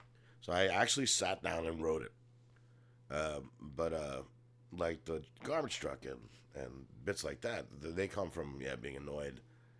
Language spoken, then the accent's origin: English; New York, United States; I'm from New York.